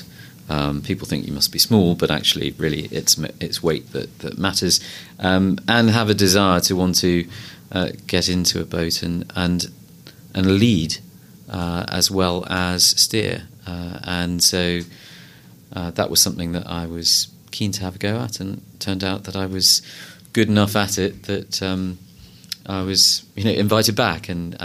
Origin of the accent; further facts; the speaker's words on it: London, United Kingdom; I was born and brought up in London, I went to a school in southwest London called Hampson School